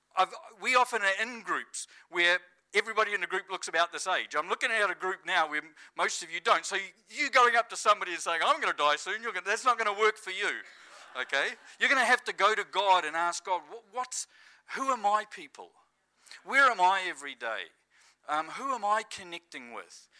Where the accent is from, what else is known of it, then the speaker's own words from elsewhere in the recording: New Zealand; moved away as an adult; now in Estonia; I'm kind of feeling at home as a Kiwi